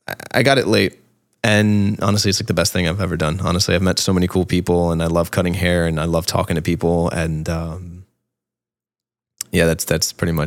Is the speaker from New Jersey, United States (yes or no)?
yes; Jersey City, New Jersey, United States; But like I say, I always say I grew up in Jersey City because most of my youth was spent in Jersey there.